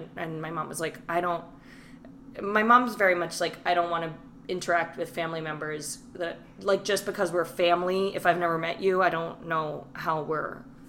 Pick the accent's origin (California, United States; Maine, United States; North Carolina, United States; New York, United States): New York, United States; And also, like, growing up in New York, it felt, and I went to, like, we went to a diverse high school